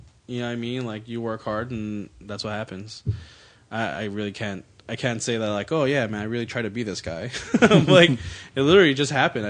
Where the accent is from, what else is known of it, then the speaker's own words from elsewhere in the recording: Pico Rivera, California, United States; I grew up in Pico Rivera.